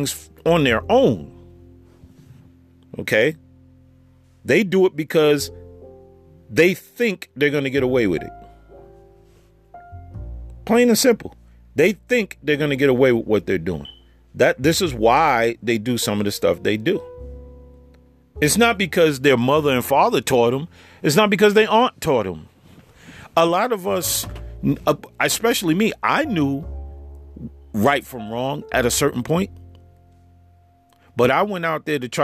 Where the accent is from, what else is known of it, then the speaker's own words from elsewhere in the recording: New York, United States; moved away; I'm a New Yorker, you know, I was living out in New York and I grew up out there.